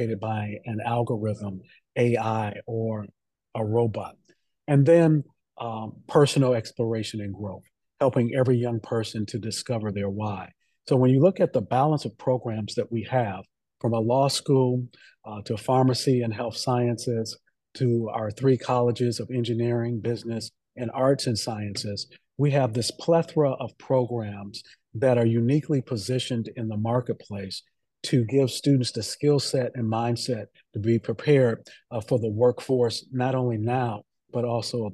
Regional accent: Detroit, Michigan, United States; I grew up in Detroit

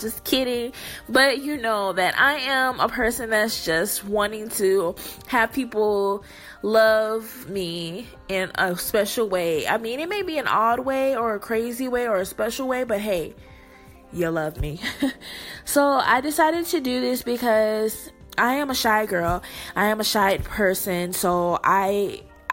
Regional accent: Texas, United States; I am born in Texas

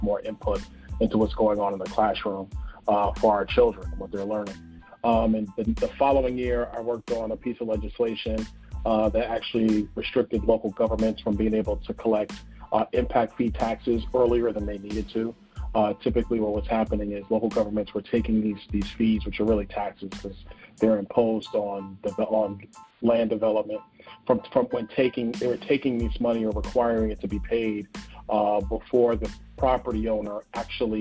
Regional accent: New York City, New York, United States; now in Naples, United States; I'm originally from Brooklyn, New York. That's where I grew up

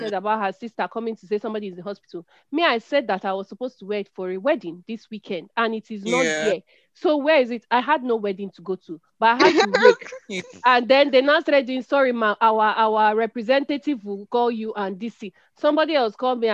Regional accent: Nigeria; as a Nigerian customer and business owner

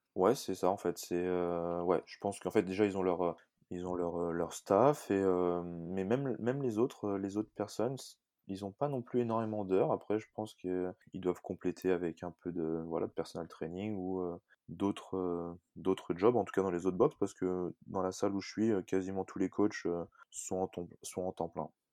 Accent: Annecy, Auvergne-Rhône-Alpes, France; moved away as an adult; now in New Zealand; je viens d'Annecy. J'ai passé la majeure partie de mon temps à Annecy et depuis maintenant un petit peu moins d'un an, je suis en Nouvelle-Zélande

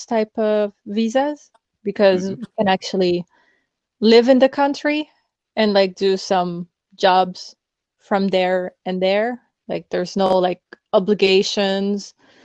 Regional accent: Quebec, Canada; moved away as an adult; now in France; I'm from Canada, especially the Quebec part of Canada. And I have like a Dominican background too

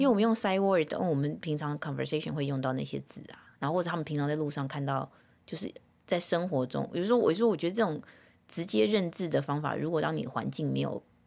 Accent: Taiwan; now in Southern California, United States; 跟我们在小时候在台湾的概念是一样的

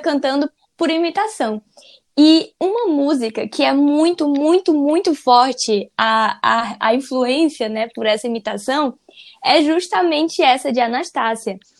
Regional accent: Northeast Region, Brazil; Eu sou nordestina

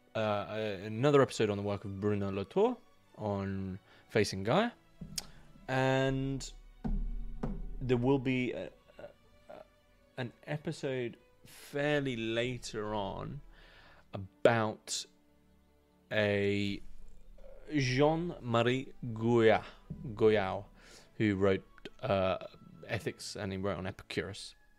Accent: United Kingdom; I'm not a Northman. I'm, I'm from the South, my fellow man. I'm from the South

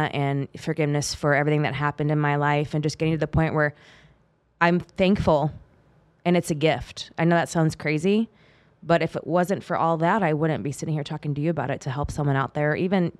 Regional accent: California, United States; growing up in the Bay Area of California and growing up in the generation I did, I was born in the 70s

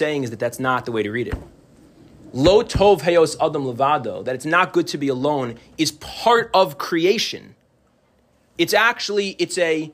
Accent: New Jersey, United States; moved away as an adult; now in Chicago, United States; I'm originally from the New Jersey area, and I have a lot of old close friends from this area, and family and friends, and I moved to Chicago almost 10 years ago

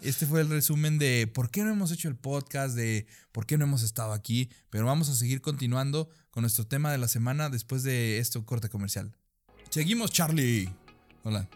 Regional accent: Sonora, Mexico; also born or lived in Nogales; now in Chihuahua, Mexico; Soy de Sonora

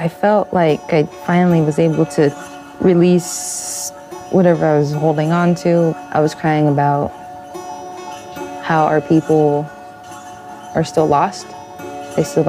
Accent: United States; I am from the Villas Reservation

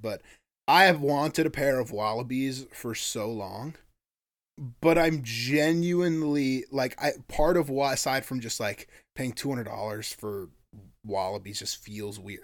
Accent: Sitka, Alaska, United States; they describe my hometown as a drinking town with a fishing problem

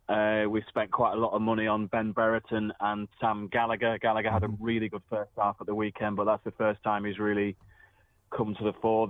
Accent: Preston, North West England, United Kingdom; Preston is my hometown. I'm obviously very proud of it.

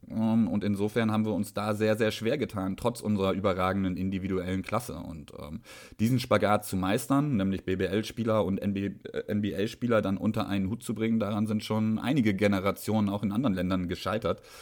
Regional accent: Nordhorn, Lower Saxony, Germany; Ich komme aus Nordhorn.

